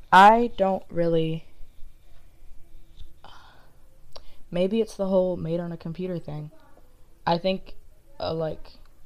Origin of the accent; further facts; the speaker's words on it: London, United Kingdom; I said I'm a Londoner.